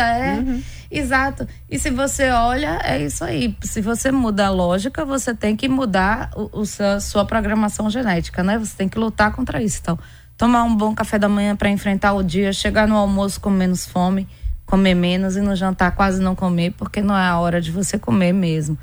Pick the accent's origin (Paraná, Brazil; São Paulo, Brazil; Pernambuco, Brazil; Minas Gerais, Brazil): Pernambuco, Brazil; eu sou pernambucana.